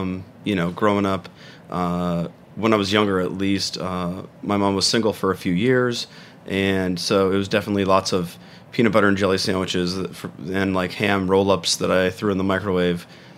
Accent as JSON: {"language": "English", "town": "San Marino", "region": "California", "country": "United States", "tie": "born or raised there", "also_born_or_lived": "Pasadena", "moved": "as an adult", "said": "In San Marino, California, a small like city right outside of LA."}